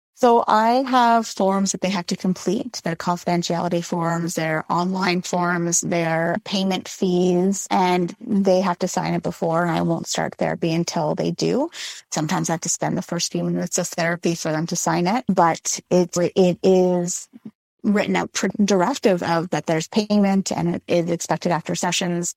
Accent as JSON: {"language": "English", "town": "Montreal", "region": "Quebec", "country": "Canada", "tie": "born or raised there", "said": "I grew up in Montreal"}